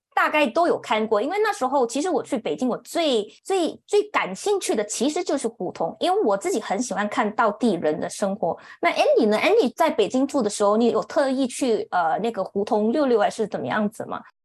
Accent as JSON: {"language": "Chinese", "town": "Kuala Lumpur", "region": "Federal Territory of Kuala Lumpur", "country": "Malaysia", "tie": "born or raised there", "said": "我是，呃，土生土长在吉隆坡 的一个小孩，那目前，呃，也是在吉隆坡居住着"}